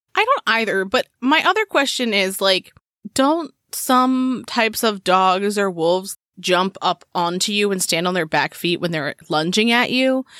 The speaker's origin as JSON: {"language": "English", "region": "Maryland", "country": "United States", "said": "I'm from Maryland"}